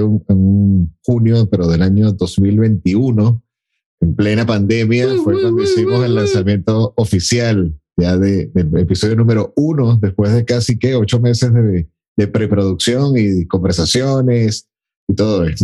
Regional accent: Venezuela; por mi naturaleza como, como venezolano

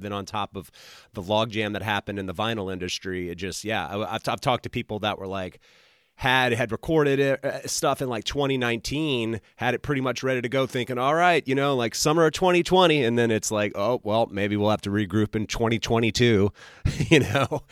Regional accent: the South, United States; also born or lived in Utah; now in Georgia, United States; I grew up in the South

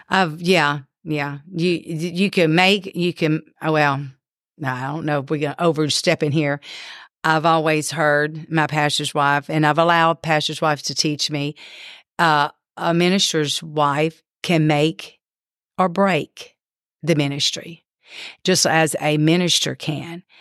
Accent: Ponchatoula, Louisiana, United States; I grew up in Louisiana in Ponchatoula, Louisiana

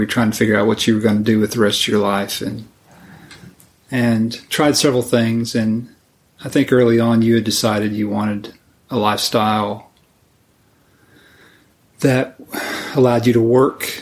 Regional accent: Indiana, United States; moved away; I grew up in Indiana

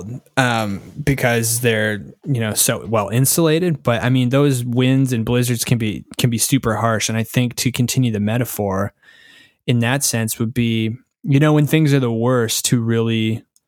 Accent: Canada; from a Canadian

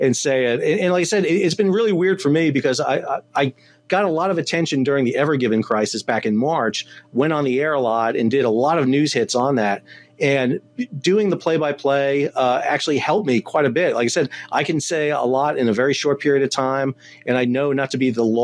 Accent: New York, United States; now in North Carolina, United States; I'm from New York. Originally

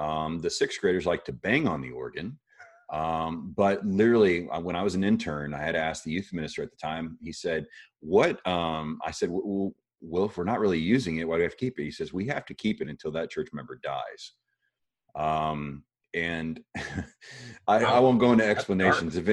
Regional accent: Miami, Florida, United States; I was born in Miami, Florida.

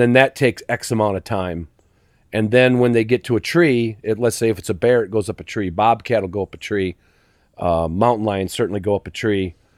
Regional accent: Chicago, Illinois, United States; moved away; also born or lived in Virginia; I grew up literally in Chicago city limits

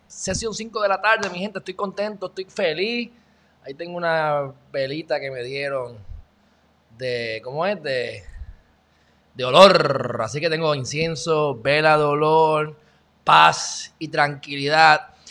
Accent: Puerto Rico; accent: Puerto Rican; also born or lived in Texas; yo soy un jibarito de Puerto Rico

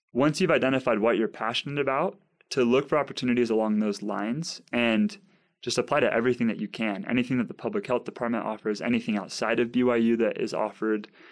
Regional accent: San Clemente, California, United States; moved away; also born or lived in Provo, Utah; So I'm from San Clemente, California.

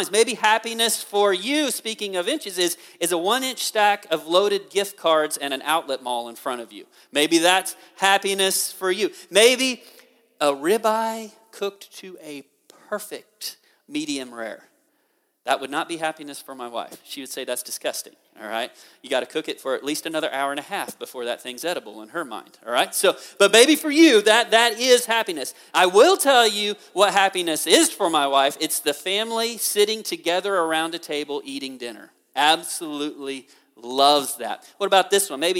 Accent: Memphis, Tennessee, United States; born there; accent: Kansas; also born or lived in Mississippi; I was born in Memphis. I lived five years in Mississippi, but now I have a Kansas accent.

